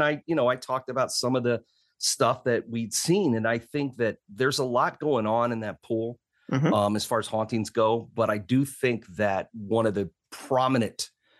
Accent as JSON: {"language": "English", "town": "Decatur", "region": "Illinois", "country": "United States", "tie": "born or raised there", "said": "I grew up in Decatur. That's bad."}